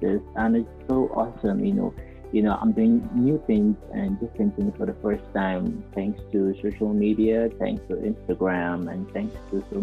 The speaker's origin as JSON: {"language": "English", "country": "Nigeria", "said": "being a Nigerian artist"}